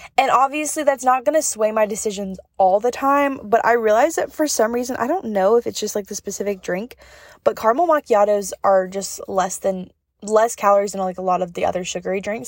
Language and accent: English; North Carolina, United States; I'm from North Carolina, like, in the mountains